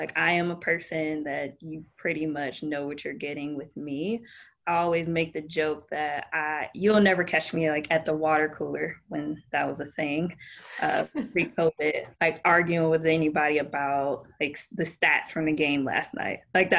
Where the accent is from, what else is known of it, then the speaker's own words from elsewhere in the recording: Detroit, Michigan, United States; now in Orlando, United States; I had no ties to Orlando prior to that. Like, I'm from Detroit. I'm born and raised a Detroit fan.